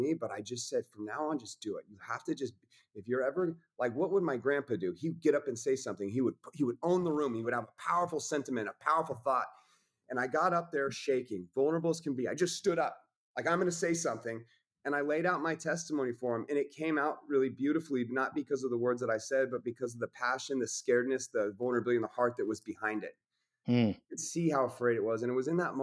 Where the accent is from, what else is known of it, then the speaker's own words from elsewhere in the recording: Coeur d'Alene, Idaho, United States; I'm from Coeur d'Alene, Idaho.